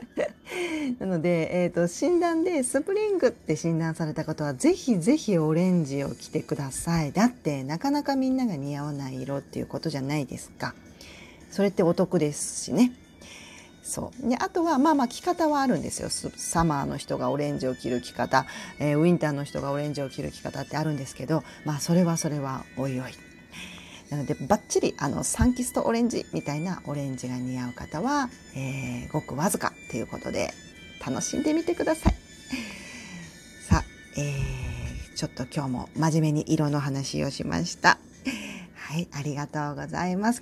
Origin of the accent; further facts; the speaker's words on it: Tokushima, Japan; also born or lived in Kagawa Prefecture; now in Kansai, Japan; 香川で生まれて徳島で育った